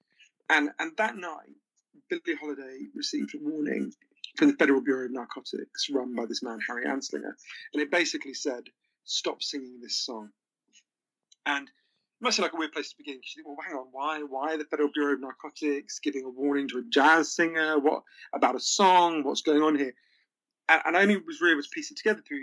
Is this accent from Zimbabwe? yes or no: no; United Kingdom; also born or lived in Switzerland